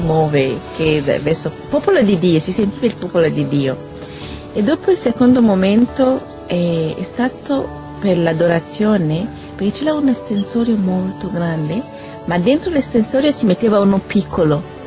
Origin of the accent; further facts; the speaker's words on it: Burundi; moved away; vengo dal Burundi, ho 25 anni